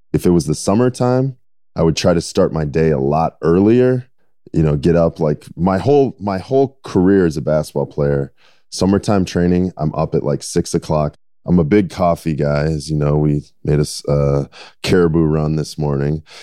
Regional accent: Minnesota, United States; growing up in Minnesota

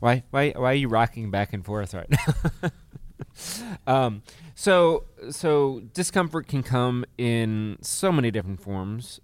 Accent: Chicago, Illinois, United States; moved away as an adult; now in Mobile, United States; I'm from Chicago

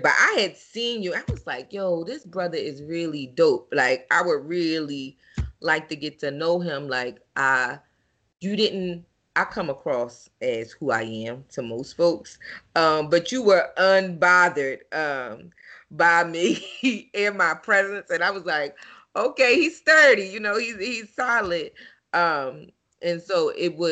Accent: Philadelphia, Pennsylvania, United States; I'm from North Philly. Gratz in Dauphin, 19th in Dauphin, with the elementary school at 22nd in Dauphin, middle school 26th in Cumberland

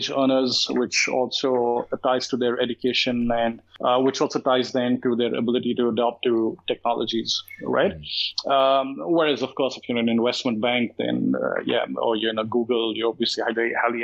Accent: India; now in Malaysia; I come from India and I'm from a middle-class family.

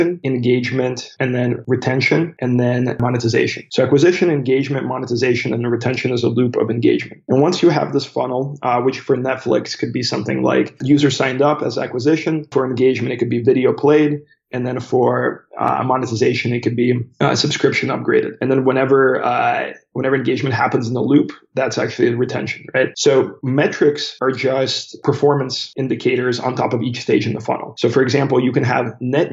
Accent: United States; also born or lived in St. Petersburg, Russia; I emigrated with my family to the United States when I was 7 years old, so in 1996.

